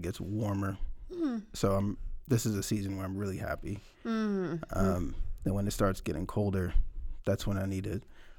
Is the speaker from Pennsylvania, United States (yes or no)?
yes; Philadelphia, Pennsylvania, United States; So I am from Philadelphia, from the East Coast.